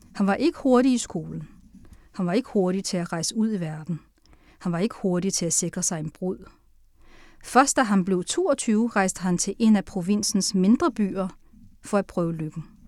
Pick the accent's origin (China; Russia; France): China; Sichuan; also born or lived in Tianjin, China; now in Denmark; Så halvdelen af min opvækst i Kina er i Sichuan, og halvdelen er i Tianjin.